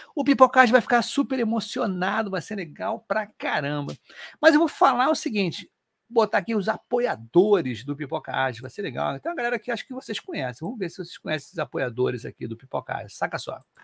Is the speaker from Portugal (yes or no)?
no; Rio de Janeiro, Brazil; o primeiro podcast carioca